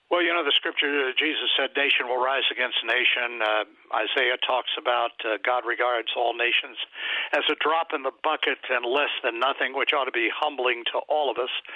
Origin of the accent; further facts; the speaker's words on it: Washington, District of Columbia, United States; I was born in Washington, D.C., and I've lived there most of my life